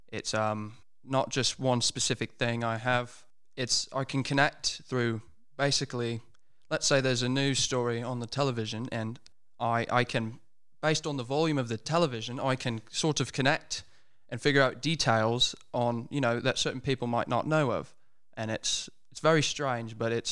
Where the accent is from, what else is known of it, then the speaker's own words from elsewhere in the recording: United States; I was you know born and raised in the United States. It's I, I've hopped around many states, but it's you know going to school and just growing up around American accents, it's it, it kind of rubs off on you, you know.